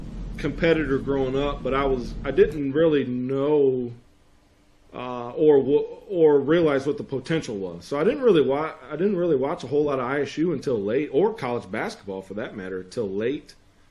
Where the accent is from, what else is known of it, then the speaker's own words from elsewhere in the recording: Bloomington, Illinois, United States; other than being from my hometown